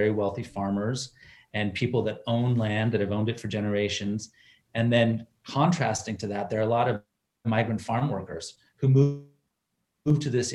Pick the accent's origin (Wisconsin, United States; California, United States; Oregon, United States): California, United States; Salinas; now in Long Beach, United States; I grew up in the Salinas Valley